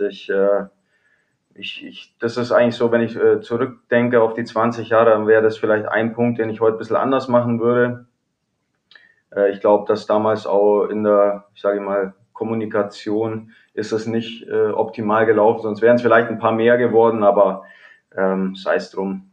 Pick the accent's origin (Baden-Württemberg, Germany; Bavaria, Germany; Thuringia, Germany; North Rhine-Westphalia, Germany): Bavaria, Germany; Kaufbeuren; also born or lived in Bremerhaven / Cologne; now in Wolfsburg, Germany; Bin gebürtiger Kaufbeurer